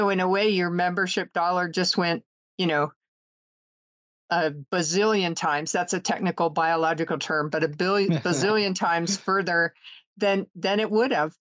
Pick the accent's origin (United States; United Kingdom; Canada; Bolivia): United States; the West; I'm from the West